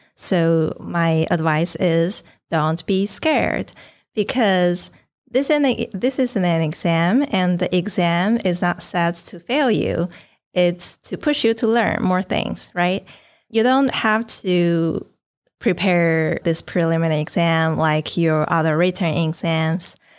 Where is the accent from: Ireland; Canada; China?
China; northern China; moved away as an adult; now in New Orleans, United States; My hometown is in the north of China